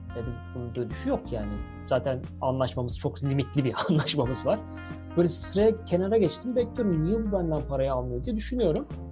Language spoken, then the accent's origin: Turkish; Turkey; Nerelisin o zaman dedi işte. Türk dedim